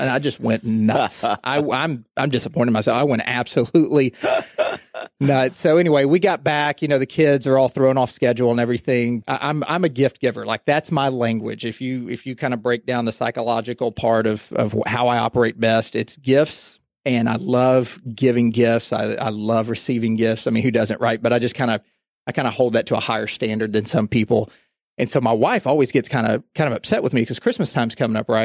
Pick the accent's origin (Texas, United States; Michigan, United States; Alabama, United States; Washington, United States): Texas, United States; also born or lived in Houston / Dallas; I'm from Texas. I've lived in Texas, went to school in Texas